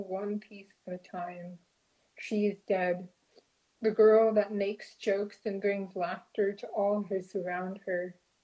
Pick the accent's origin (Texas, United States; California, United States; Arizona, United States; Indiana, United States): Arizona, United States; Southern; now in Seattle, United States; since moving up to Seattle, I grew up in Southern Arizona